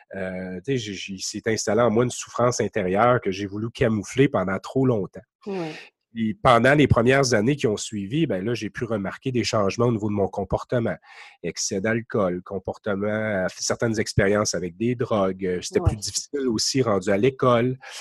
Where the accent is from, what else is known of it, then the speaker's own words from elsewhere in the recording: Quebec, Canada; accent: Québec; mon accent du Québec